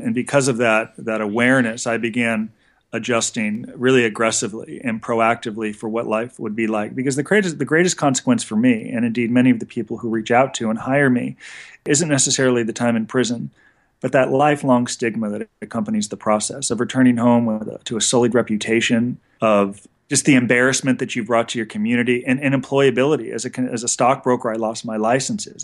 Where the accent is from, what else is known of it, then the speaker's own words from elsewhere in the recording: Los Angeles, California, United States; So I grew up in Encino, California, which is a, a Jewish enclave about twenty minutes outside of Los Angeles